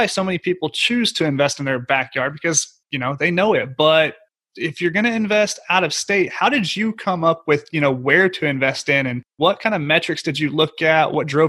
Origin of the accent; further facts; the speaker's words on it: Oklahoma, United States; That's my home state.